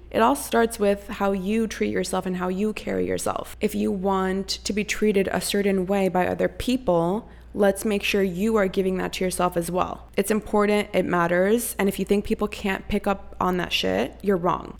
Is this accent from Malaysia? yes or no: no; Costa Rica; now in United States; I was born and raised in Costa Rica